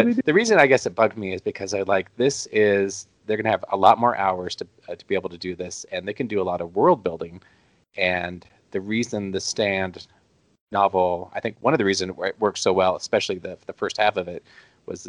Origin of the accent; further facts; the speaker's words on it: Nebraska, United States; I'm from Nebraska